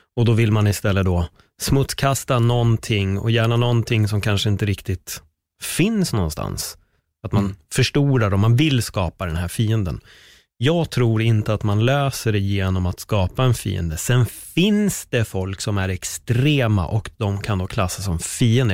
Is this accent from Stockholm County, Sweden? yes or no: yes; Stockholm County, Sweden; där jag är uppväxt på Örnbacken